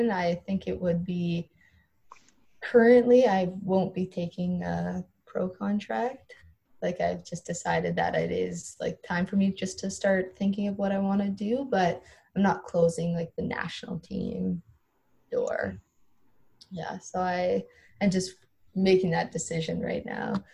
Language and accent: English; Standard, Alberta, Canada; not even being able to say I was from Standard, like where I grew up.